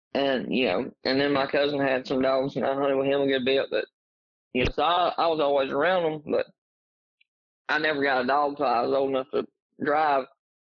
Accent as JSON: {"language": "English", "town": "Oneonta", "region": "Alabama", "country": "United States", "lives_now": "Guthrie, United States", "said": "I am from Oneonta, Alabama, originally. Live in Guthrie now. Kind of north central Alabama"}